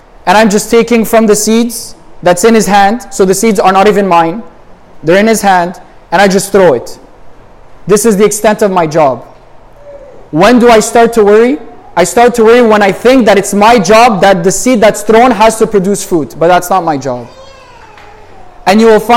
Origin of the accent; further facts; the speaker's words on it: Montreal, Quebec, Canada; I'm from Montreal